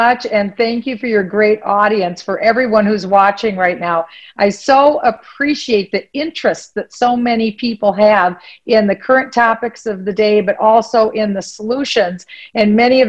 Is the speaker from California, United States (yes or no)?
no; Minnesota, United States; Well, of course, this is my home state. I love this state of Minnesota.